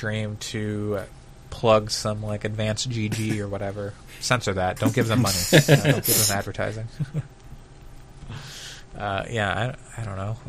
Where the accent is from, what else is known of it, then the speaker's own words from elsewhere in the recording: Eugene, Oregon, United States; moved away; Eugene, Oregon, home of the Ducks